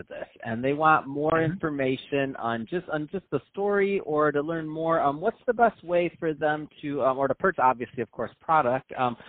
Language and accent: English; Michigan, United States; I'm from the Midwest. I mean, I'm from Michigan.